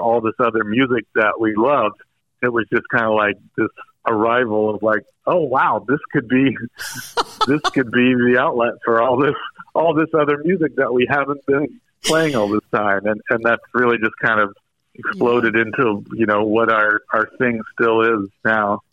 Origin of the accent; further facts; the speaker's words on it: Greensboro, North Carolina, United States; I grew up in Greensboro, North Carolina, which was a very kind of mainstream suburb